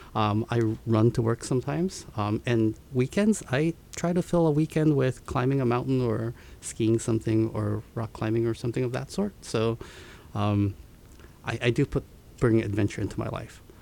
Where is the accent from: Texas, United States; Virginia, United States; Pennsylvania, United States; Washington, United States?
Washington, United States; Seattle; also born or lived in Tokyo, Japan; I was born in Tokyo and moved to um, Seattle when I was six years old with my parents